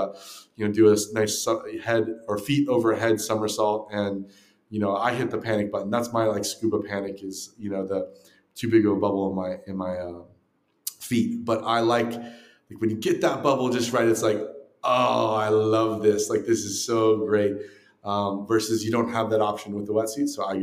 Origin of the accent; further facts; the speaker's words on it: Southern California, United States; moved away; also born or lived in Texas; I grew up in Southern California.